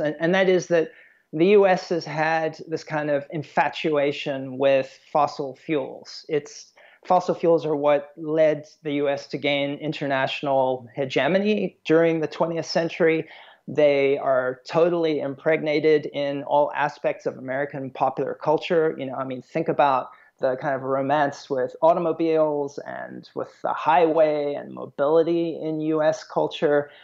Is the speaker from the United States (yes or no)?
no; South Africa; moved away; I'm originally from South Africa